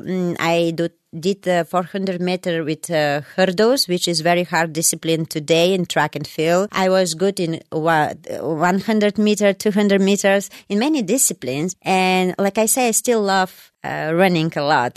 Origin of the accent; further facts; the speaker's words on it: Bulgaria; English is a second language; moved away as an adult; also born or lived in Germany; now in United States; I was born in Bulgaria, and uh, in that time, Bulgaria was um, uh, East Bloc countries